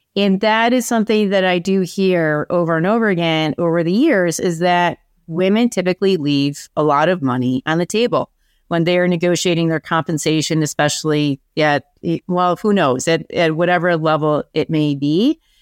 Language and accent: English; Buffalo, New York, United States; moved away as an adult; also born or lived in Syracuse, United States; now in Boston, United States; I'm from Buffalo originally.